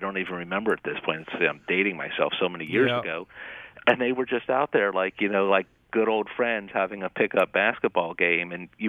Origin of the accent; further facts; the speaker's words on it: Miami, Florida, United States; moved away as an adult; also born or lived in Chapel Hill, North Carolina / Chicago, Illinois; now in Atlanta, United States; I grew up in Miami.